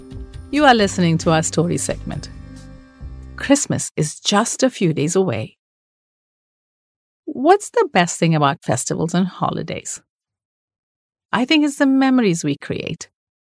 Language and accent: English; Mumbai, Maharashtra, India; The best part about growing up in Bombay, a very diverse city, which is Mumbai now, is that one gets to celebrate so many different holidays and taste a variety of food.